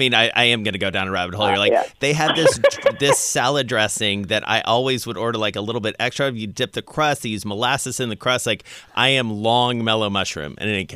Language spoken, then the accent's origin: English; the South, United States; now in New York, United States; I grew up in the South. It was born in Atlanta. And I tell you, I live in New York now.